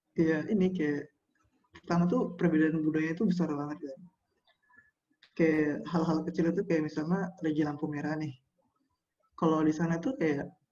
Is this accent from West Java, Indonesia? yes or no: no; Pematang Siantar, North Sumatra, Indonesia; moved away as an adult; now in Jakarta, Indonesia; Aku asal dari Pematang Siantar